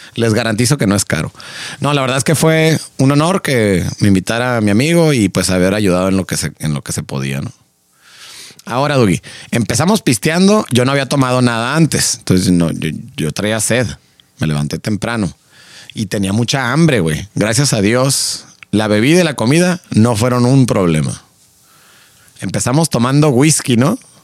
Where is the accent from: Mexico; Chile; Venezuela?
Mexico; somos mexicanos